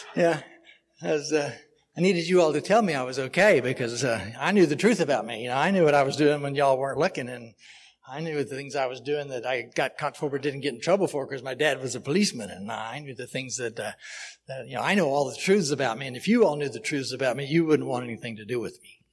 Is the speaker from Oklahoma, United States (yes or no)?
yes; Oklahoma City, Oklahoma, United States; I am originally from Oklahoma City